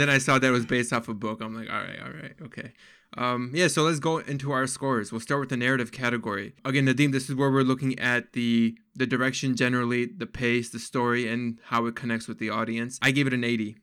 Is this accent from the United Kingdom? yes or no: no; Pakistan; I'm actually Pakistani